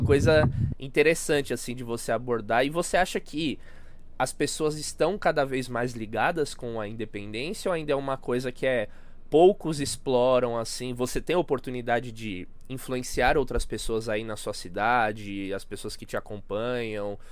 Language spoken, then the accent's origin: Portuguese; São Paulo, Brazil; como paulista, São Paulo